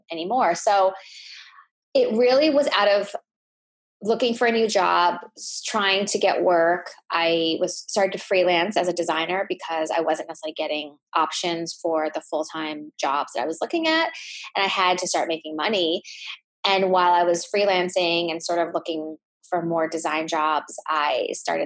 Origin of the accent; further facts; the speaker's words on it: United States; my parents are from Thailand and I was born in the States. And so having grown up with an Asian background and with immigrant parents